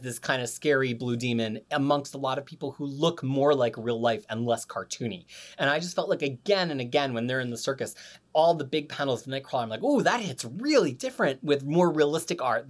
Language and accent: English; United States; moved away as an adult; now in New Zealand